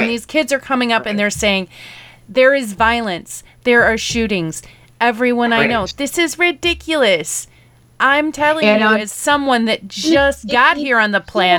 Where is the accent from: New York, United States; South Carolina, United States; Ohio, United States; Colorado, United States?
Ohio, United States; Cleveland; Chicago is like our big brother that we grew up with here in Cleveland.